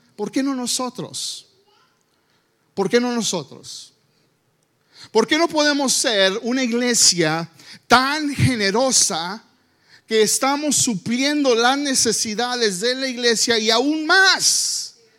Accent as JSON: {"language": "Spanish", "country": "United States", "tie": "born or raised there", "second_language": "Spanish", "said": "yo nací aquí en los Estados Unidos"}